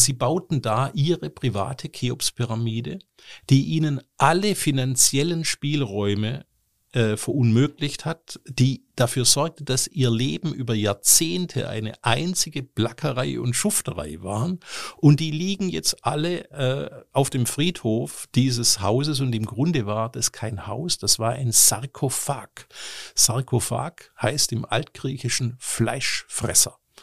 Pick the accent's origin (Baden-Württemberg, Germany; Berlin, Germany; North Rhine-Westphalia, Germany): Baden-Württemberg, Germany; Stuttgart; now in Cologne, Germany; aus meiner Heimatstadt Stuttgart